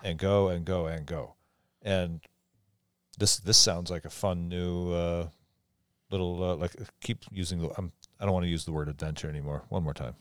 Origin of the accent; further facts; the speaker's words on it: Eastern Washington, United States; I, I grew up on the East Side